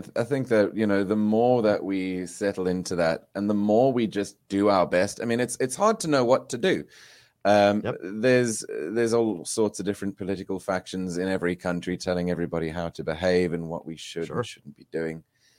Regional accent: South Africa; I grew up in South Africa at a weird time, you know, when I was 6 years old, the apartheid ended. Mm-hmm. So I've got no memory of any of that. I was raised on a farm.

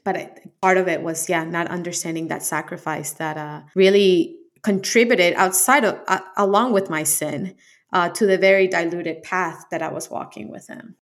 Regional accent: Colombia; I'm from Colombia, so it's a heavily influenced Catholic country. Uh, Catholic school

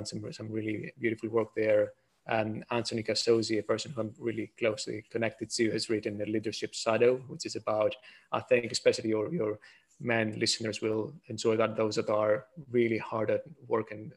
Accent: Greece; now in United Kingdom; I am from Greece originally

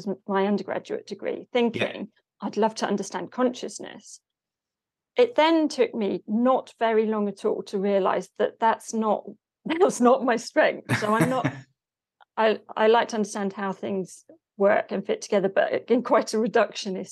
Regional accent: Hertford, East of England, United Kingdom; I grew up in Hartford, which is just kind of next door

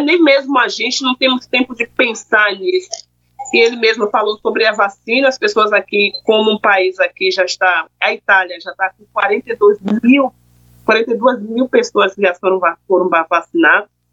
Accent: Brazil; moved away as an adult; now in Belgium; eu sou brasileira, eu sou do Brasil

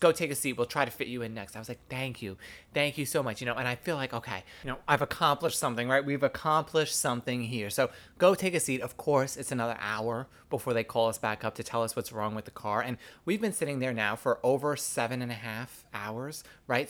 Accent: New York City, New York, United States; I grew up gay in the New York City public school system

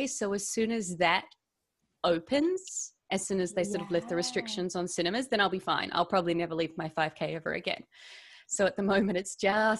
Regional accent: Melbourne, Victoria, Australia; also born or lived in New Zealand; No, I am an actress from Melbourne.

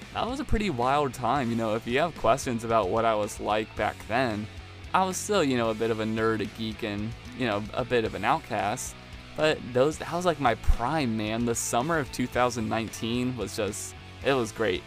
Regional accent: Maryland, United States; moved away as an adult; now in Youngstown, United States; I'm from Maryland

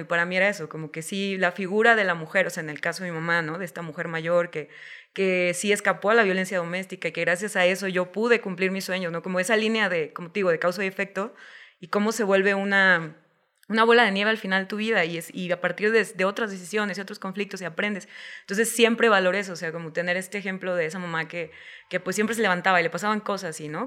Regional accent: Guadalajara, Jalisco, Mexico; no existía la posibilidad de especializarme como guionista en Guadalajara

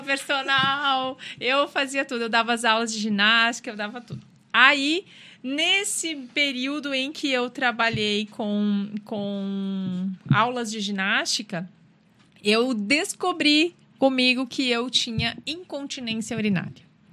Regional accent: Rio Grande do Sul, Brazil; moved away as an adult; eu sou do Rio Grande do Sul e já vim para cá para estudar

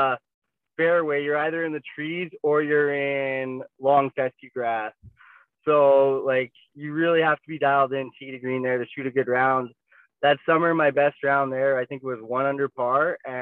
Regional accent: Prince Albert, Saskatchewan, Canada; growing up in Prince Albert

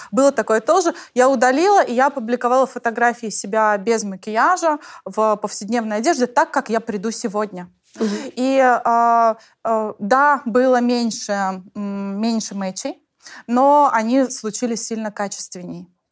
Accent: Tatarstan, Russia; я же из Татарстана

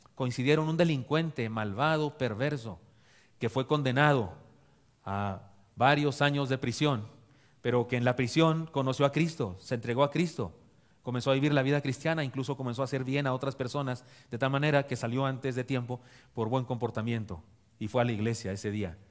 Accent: Chihuahua, Mexico; moved away; mi tierra de Chihuahua

